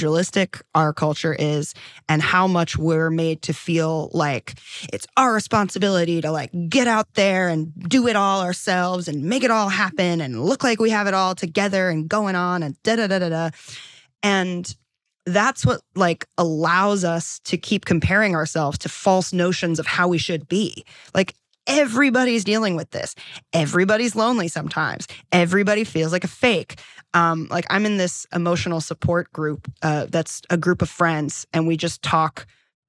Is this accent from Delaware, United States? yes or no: yes; Delaware, United States; moved away as an adult; also born or lived in New York; now in Los Angeles, United States; I'm from Delaware